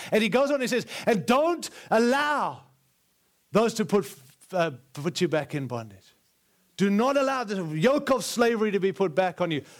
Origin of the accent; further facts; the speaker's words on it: South Africa; also born or lived in Zimbabwe; now in United States; I was born in Rhodesia, and it's, and then six weeks later, we moved to South Africa